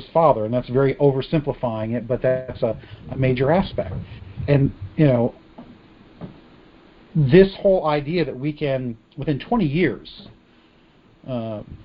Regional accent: United States; who we are as an American people

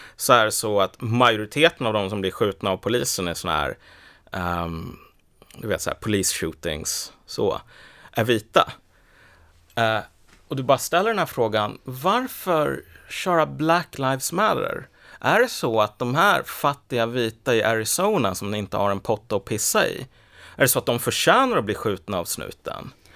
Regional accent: Sweden; jag är ju född i Sverige för det första, jag har bott här hela livet

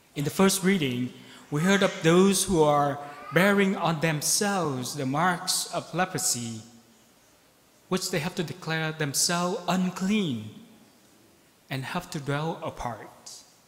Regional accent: Ho Chi Minh City, Vietnam; now in Beaverton, United States; I am from Saigon

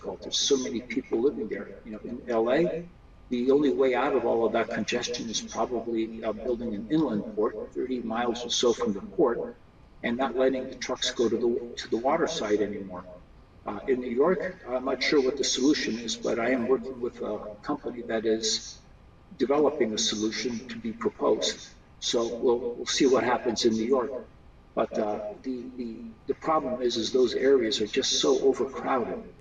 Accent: Brazil; now in United States; I was born here, but I grew up in Brazil.

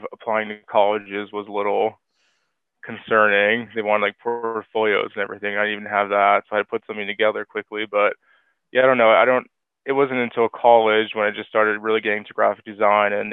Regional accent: Hazleton, Pennsylvania, United States; moved away as an adult; also born or lived in Kutztown, Pennsylvania; now in Philadelphia, United States; I grew up in Hazleton. I'm in Philly now

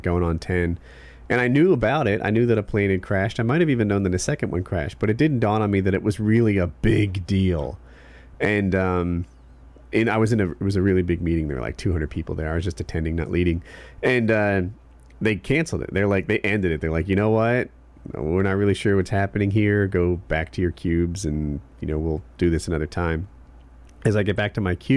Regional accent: United States

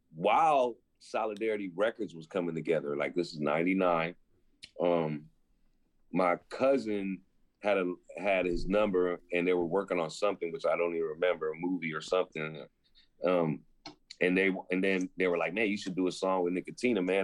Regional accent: San Francisco, California, United States; I grew up in Lower Haight, Hayden Fillmore, basically area

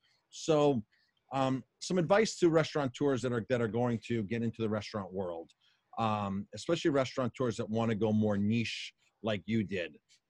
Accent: Colorado, United States; moved away; Growing up in Colorado, I had lots and lots of Filipino friends.

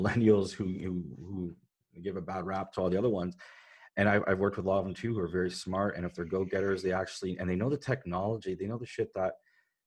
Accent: Canada; I'm a guy from Canada

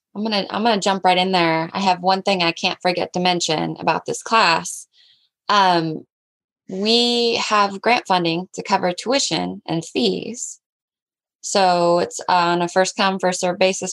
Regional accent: Southwest Washington, United States; I grew up in Southwest Washington, um, three and a half acres

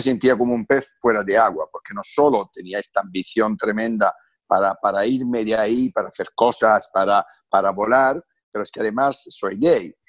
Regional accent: Francavilla Fontana, Apulia, Italy; Spanish is a second language; moved away as an adult; now in Spain; yo vengo de una familia muy, muy, muy humilde, analfabeta del sur de Italia, de campesinos. Eh, nazco ahí

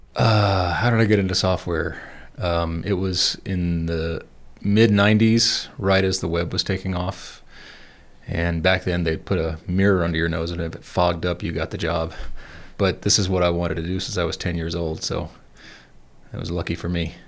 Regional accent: Atlanta, Georgia, United States; moved away as an adult; also born or lived in Savannah, Georgia; now in Colorado, United States; I grew up in Georgia. I was born in Atlanta. We moved to Savannah when I was thirteen

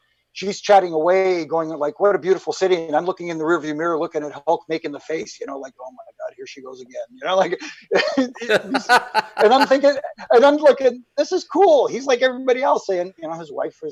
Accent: Toronto, Ontario, Canada; growing up in Toronto

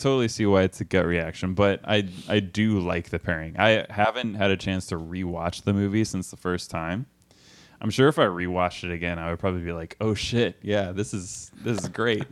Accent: Austin, Texas, United States; I'm from Austin

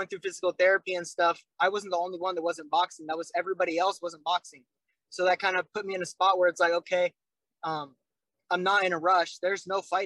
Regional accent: Vancouver, Washington, United States; I'm from Vancouver, they're like, oh, Canada, right? And I'm like, no, I'm not

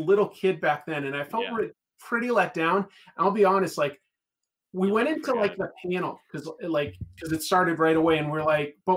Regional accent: Boston, Massachusetts, United States; I grew up in Boston or like near Boston

